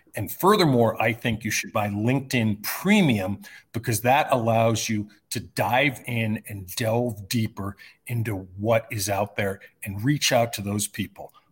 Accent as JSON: {"language": "English", "region": "California", "country": "United States", "tie": "born or raised there", "also_born_or_lived": "New York / Bay Area, California", "moved": "as an adult", "lives_now": "Desert Mountain, Arizona, United States", "said": "when we moved from New York to California when I was twelve years old"}